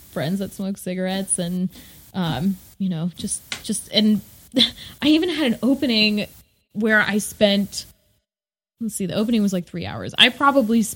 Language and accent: English; the South, United States; growing up in the South